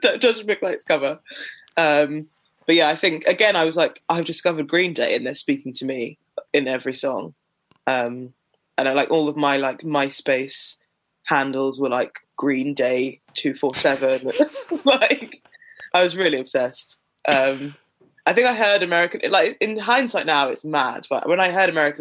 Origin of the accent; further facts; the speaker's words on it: Sutton, London, United Kingdom; I grew up in Sutton in South London.